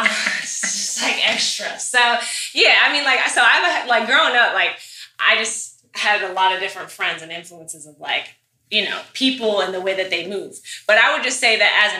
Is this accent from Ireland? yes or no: no; Minneapolis, Minnesota, United States; moved away; I grew up in Minneapolis, Minnesota